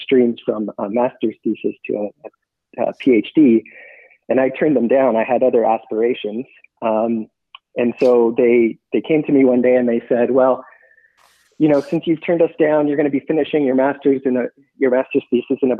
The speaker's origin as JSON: {"language": "English", "town": "Toronto", "region": "Ontario", "country": "Canada", "tie": "born or raised there", "said": "Both Michael and I were born and raised in Toronto"}